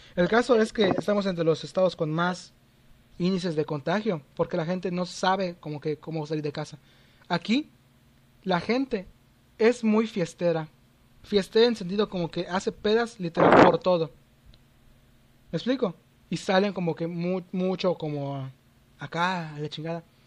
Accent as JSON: {"language": "Spanish", "region": "Yucatán", "country": "Mexico", "said": "soy mexicano."}